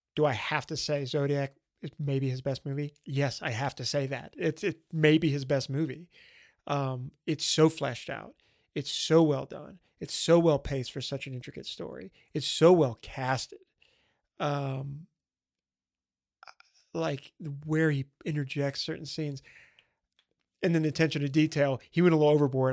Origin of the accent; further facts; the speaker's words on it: Bossier City, Louisiana, United States; my hometown